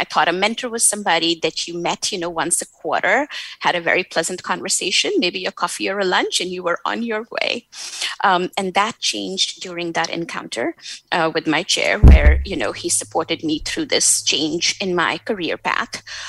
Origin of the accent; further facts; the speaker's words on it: India; at least where I come from South Asia, from India, where you are always told, you know, again, to be nice, to work hard, to be humble